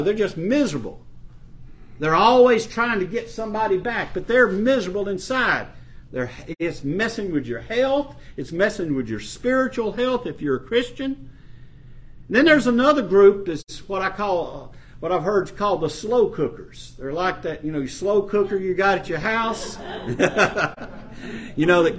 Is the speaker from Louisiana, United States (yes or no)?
yes; Ferriday, Louisiana, United States; the little town I was brought up in North Louisiana, Faraday, Louisiana